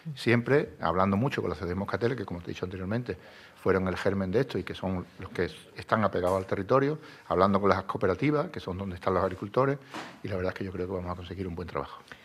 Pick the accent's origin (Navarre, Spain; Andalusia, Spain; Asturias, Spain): Andalusia, Spain; si somos andaluces, yo creo que cuando venimos de vuelta de ambos sitios, somos más andaluces aún